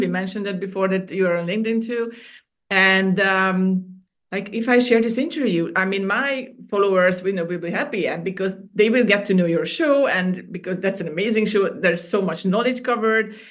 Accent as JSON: {"language": "English", "country": "Hungary", "tie": "born or raised there", "moved": "as an adult", "lives_now": "Cyprus", "said": "I was born and raised in Hungary, and I moved to Cyprus about 13 years ago"}